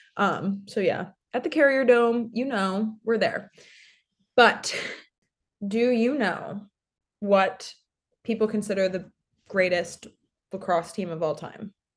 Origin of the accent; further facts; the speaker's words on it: near Syracuse, New York, United States; my hometown is just forty-five minutes away. from one of the cloudiest cities in America